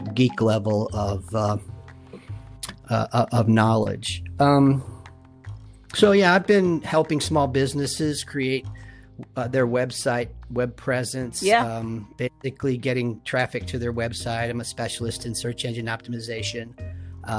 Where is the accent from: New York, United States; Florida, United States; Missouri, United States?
Missouri, United States; Webster Groves; also born or lived in Hawaii; I'm a 67-year-old white guy, born and raised in Webster Groves